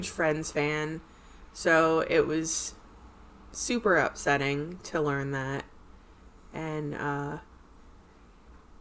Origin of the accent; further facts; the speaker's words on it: New Jersey, United States; We are a couple from South Jersey